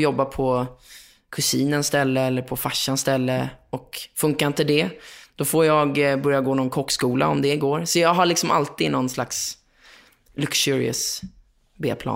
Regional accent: Lidingö, Stockholm County, Sweden; also born or lived in Östermalm, Stockholm; jag kommer från Lidingö, eller jag är uppvuxen på Lidingö Östermalm

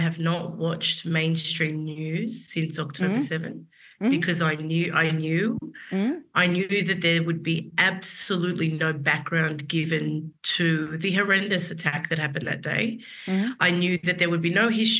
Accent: Sydney, New South Wales, Australia; moved away as an adult; also born or lived in Central Coast, New South Wales / New York; I grew up for a couple of years on the Central Coast, but I mainly grew up in the inner west

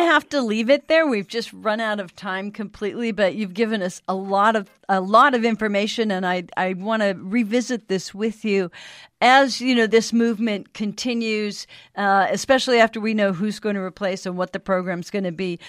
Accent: Montana, United States; a tiny firm in my home state yeah. Whitefish, Montana

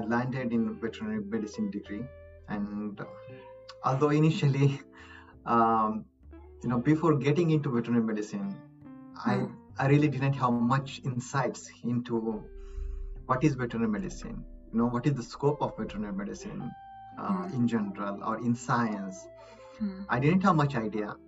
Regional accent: Maharashtra, India; moved away as an adult; also born or lived in Mumbai / Gujarat / Pennsylvania, United States; now in United States; I'm from India. I'm state of Maharashtra

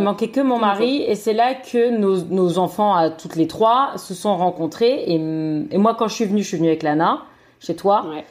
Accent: France; moved away; nous, on est beaucoup de Français dans le coin

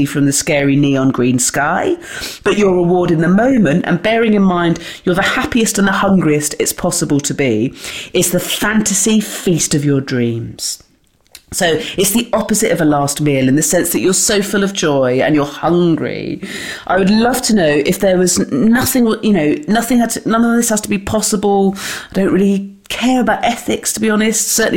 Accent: West Country, South West England, United Kingdom; We're both from the West Country on the southwest of England

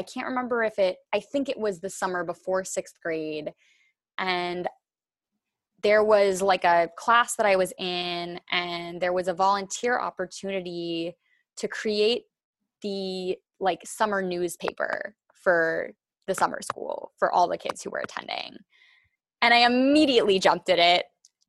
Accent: Massachusetts, United States; born there; also born or lived in India / Los Angeles / Washington, D.C.; now in New York, United States; but I was born in Massachusetts and I have lived everywhere from Massachusetts to India to Los Angeles to Washington, D.C. to New York, where I am now.

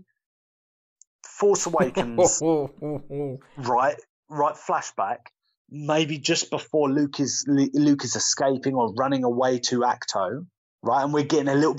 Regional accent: United Kingdom; As a Brit

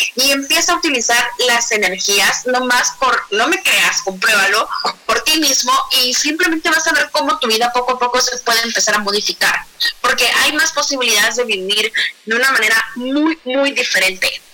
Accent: Guatemala; now in Mexico City, Mexico; yo soy de Guatemala, ahora vivo en Ciudad de México

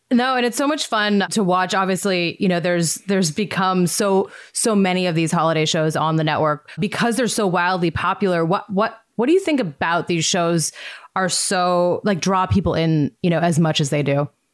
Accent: Montana, United States; moved away; I grew up in Montana

